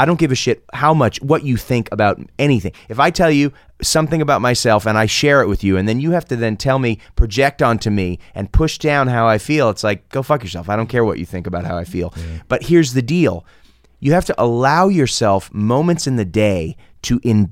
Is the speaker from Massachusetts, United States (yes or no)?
yes; Boston, Massachusetts, United States; I'm that guy from Boston.